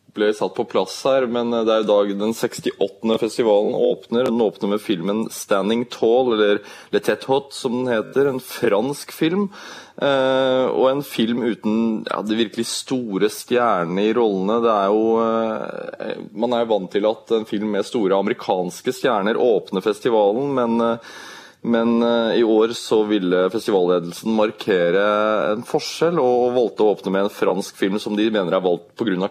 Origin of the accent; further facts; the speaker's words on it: Norway; vi som nordmenn